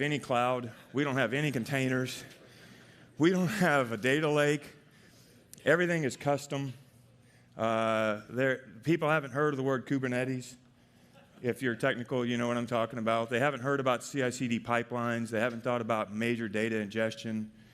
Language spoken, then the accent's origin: English; Arkansas, United States; moved away as an adult; also born or lived in Palo Alto; I'm from Arkansas